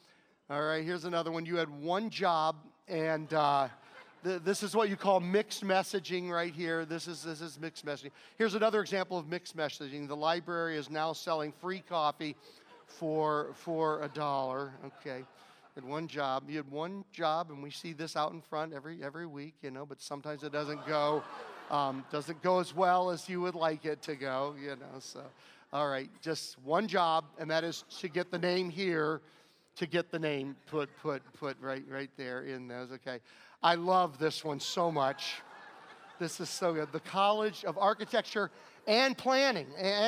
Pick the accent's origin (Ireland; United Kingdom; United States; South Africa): United States; Hopewell, Virginia; I grew up in a really rough and tumble town. Hopewell, Virginia was called the chemical capital of the South. Almost everybody there worked in the chemical plants. It was the biggest chemical area for the whole southern states. And man, belching pollution. I mean, my hometown smelled.